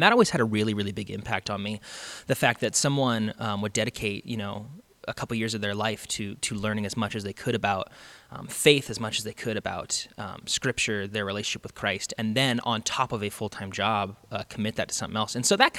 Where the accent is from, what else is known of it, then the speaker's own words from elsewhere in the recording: Spokane, Washington, United States; I grew up, I moved a lot when I was a kid. And so I ended up settling in like Spokane, Washington, right outside of Spokane, Washington, when I was like in late middle school.